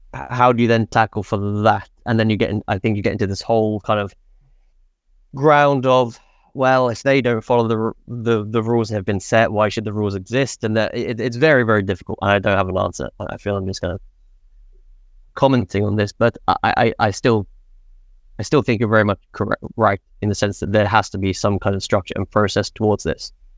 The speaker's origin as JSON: {"language": "English", "region": "England", "country": "United Kingdom", "moved": "as an adult", "lives_now": "Sweden", "said": "I'm from England. I moved to Sweden"}